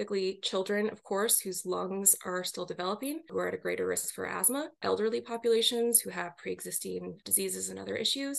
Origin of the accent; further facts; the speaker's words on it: Seattle, Washington, United States; moved away as an adult; also born or lived in New York; I grew up in the Seattle, Washington area, but wound up doing my graduate work out in New York University